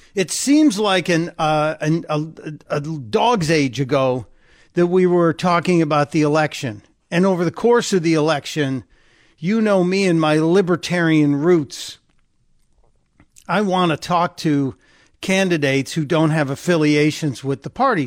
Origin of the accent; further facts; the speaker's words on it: Midwest, United States; I come from the Midwest